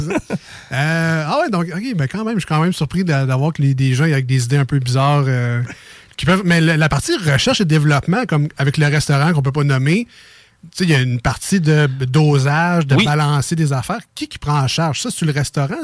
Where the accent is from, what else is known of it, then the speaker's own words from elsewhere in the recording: Quebec City, Quebec, Canada; le, bloc où j'ai grandi dans les Limoilou